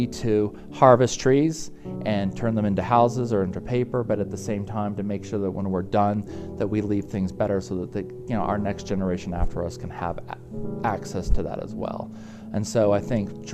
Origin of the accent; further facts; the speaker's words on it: Jackson, Wyoming, United States; I grew up in Jackson Hole, so I'm very blessed to have been right underneath the Grand Tetons